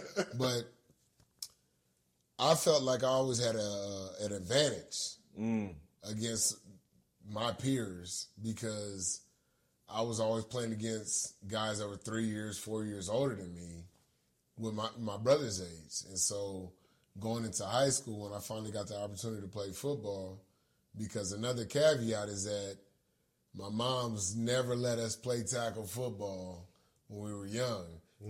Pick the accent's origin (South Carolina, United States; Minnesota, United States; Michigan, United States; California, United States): California, United States; Los Angeles; So yeah, I grew up in 36 in Arlington.